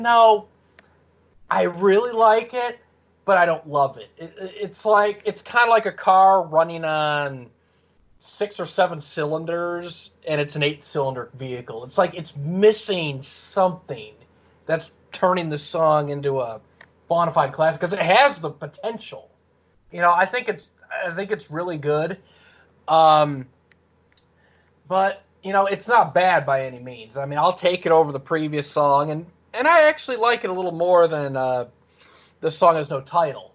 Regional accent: Detroit, Michigan, United States; Where am I from? Detroit. Well, outside right. Detroit

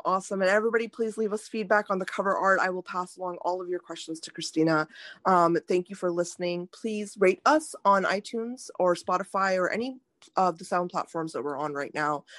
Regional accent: India; now in United States; I was born in India

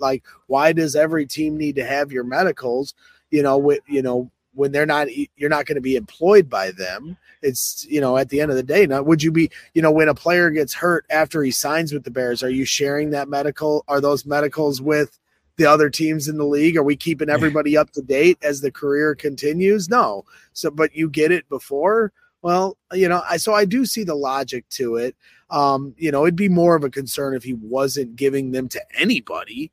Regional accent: Crown Point, Indiana, United States; my hometown of Crown Point, Indiana

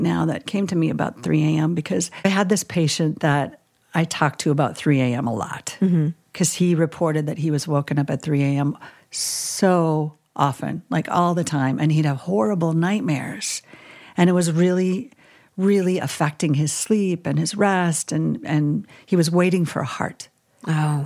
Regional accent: Minnesota, United States; I grew up in Minnesota

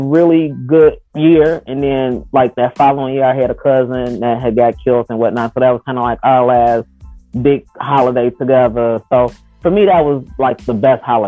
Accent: Chicago, Illinois, United States; now in North Iowa, United States; I'm from Chicago

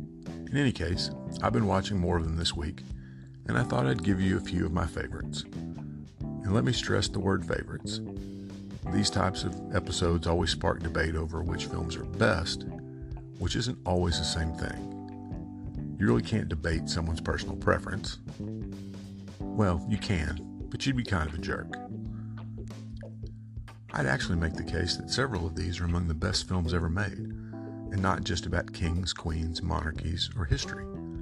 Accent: United States; As an American

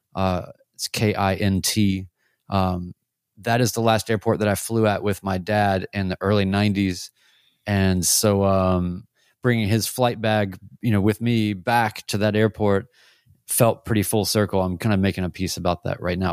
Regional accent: Winston-Salem, North Carolina, United States; now in Nashville, United States; I went back home to Winston-Salem, North Carolina, my hometown, uh, here from Nashville

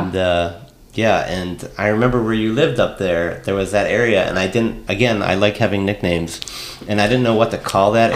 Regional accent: San Diego, California, United States; moved away as an adult; I'm from San Diego

